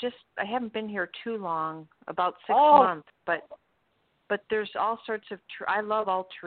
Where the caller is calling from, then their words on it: Florida, United States; Thank you. … I'm calling from Florida.